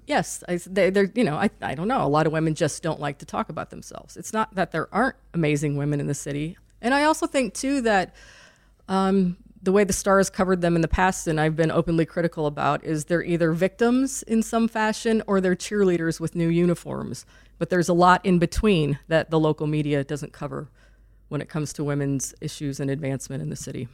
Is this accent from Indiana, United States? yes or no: yes; Lowell, Indiana, United States; also born or lived in North Carolina; now in Indianapolis, United States; I grew up in Lowell, Indiana